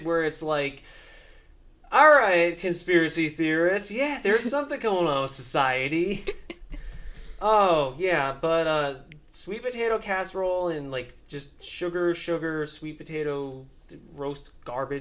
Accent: New York, United States; accent: New York; I have, like, fairly prominent, like, New York accent

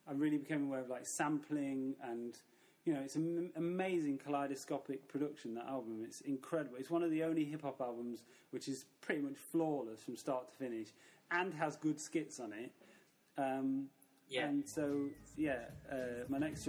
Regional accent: Mansfield, East Midlands, United Kingdom; moved away as an adult; also born or lived in Nottingham; now in Barcelona, Spain; I grew up in Mansfield, a small town near Nottingham

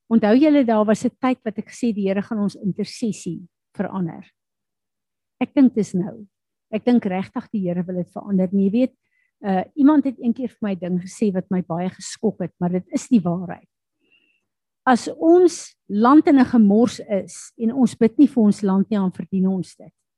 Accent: South Africa; Ek en jy is Suid-Afrikaners

